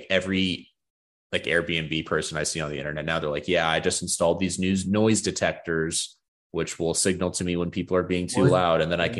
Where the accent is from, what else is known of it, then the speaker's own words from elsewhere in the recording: Arizona, United States; I'm from Arizona.